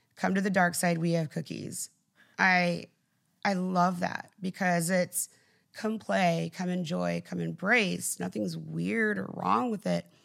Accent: South Texas, United States; I grew up, like, in South Texas.

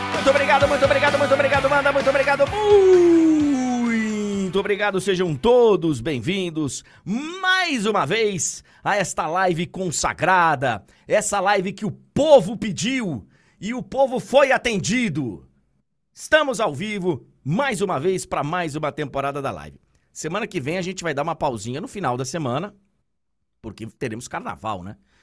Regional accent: Salvador, Bahia, Brazil; moved away; o bairro de Itapuã, que foi, aliás, onde eu, onde eu fui criado, onde eu morei tantos anos

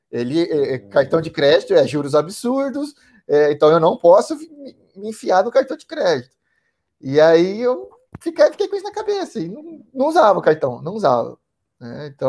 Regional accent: Ribeirão Preto, São Paulo, Brazil; eu tenho 36 anos, sou de Ribeirão Preto, interior de São Paulo, 300 quilômetros mais ou menos de São Paulo.

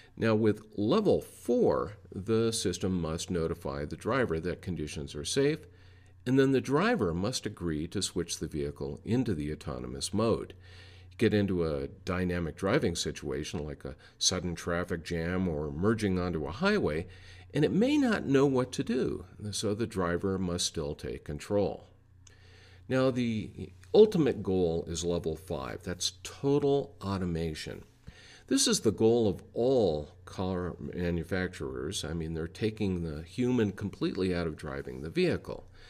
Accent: Denver, Colorado, United States; my hometown of Denver, Colorado

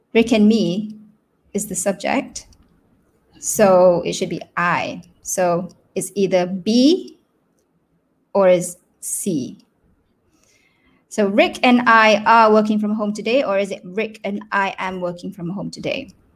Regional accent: Selangor, Malaysia; first language Malay; English is a second language; I am from Selangor and we are in CMCO

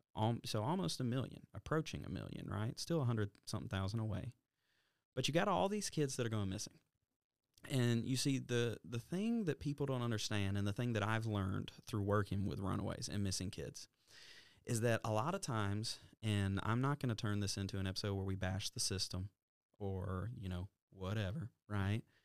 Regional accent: Alabama, United States; we're from Alabama

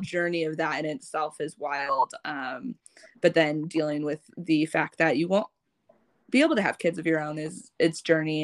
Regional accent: St. Louis, Missouri, United States; also born or lived in Vietnam; I've been in America, living in St. Louis since I was six weeks old

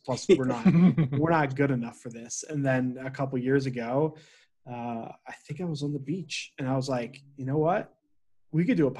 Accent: New Jersey, United States; also born or lived in Toronto area; now in Toronto, Canada; I'm living in the Toronto area. But I was born and raised in South Jersey.

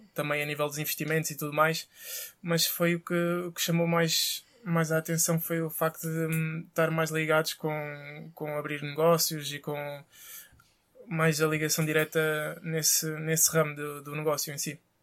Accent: Casa Branca, Alentejo, Portugal; also born or lived in Elvas; Sou natural da Casa Branca. Nasci foi em Elvas, hum. mas sou natural da Casa Branca.

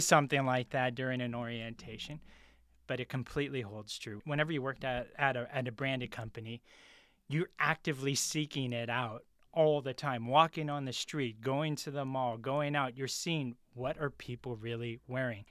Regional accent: San Francisco, California, United States; I'm originally from San Francisco, multiracial family

